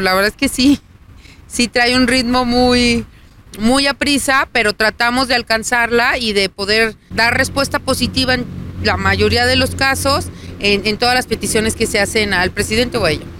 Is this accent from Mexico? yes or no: yes; Aguascalientes, Mexico; Yo soy de Aguascalientes, nací aquí, vivo aquí y seguiré viviendo aquí seguramente